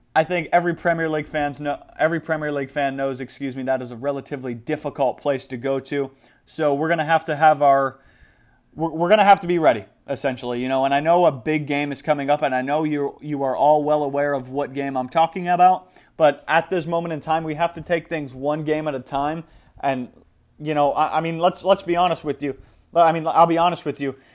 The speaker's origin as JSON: {"language": "English", "country": "United States", "said": "as like an American guy"}